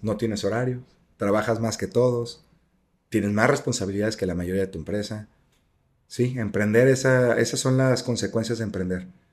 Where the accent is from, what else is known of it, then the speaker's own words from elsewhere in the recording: Jalisco, Mexico; Yo soy de Jalisco